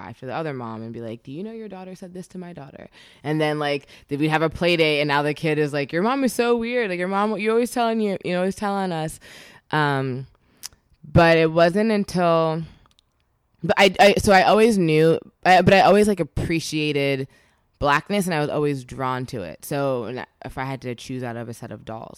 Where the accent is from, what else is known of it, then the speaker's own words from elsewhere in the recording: suburban New Jersey, United States; we grew up in New Jersey, so suburban New Jersey